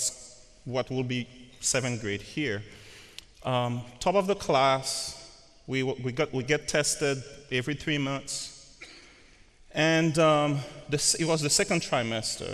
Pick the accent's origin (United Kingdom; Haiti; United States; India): Haiti; moved away; I'm from Haiti